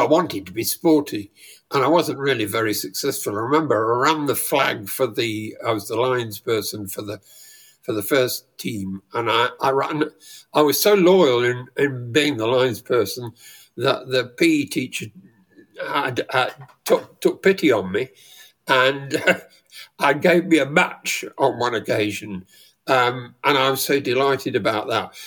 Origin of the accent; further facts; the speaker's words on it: rural Leicestershire, East Midlands, United Kingdom; I grew up in Le- rural Leicestershire